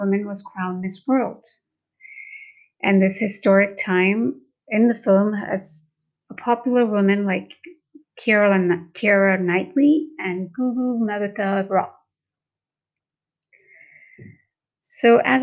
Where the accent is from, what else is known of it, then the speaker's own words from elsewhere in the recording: Mumbai, Maharashtra, India; first language Hindi; English is a second language; I'm from India and born in Mumbai. Hindi is native to me